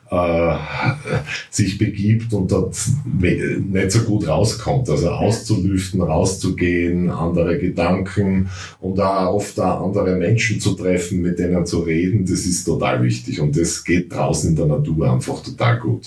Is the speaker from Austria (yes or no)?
yes; Styria, Austria